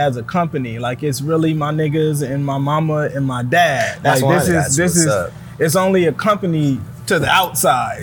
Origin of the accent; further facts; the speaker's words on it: Vallejo, California, United States; I'm from Vallejo, California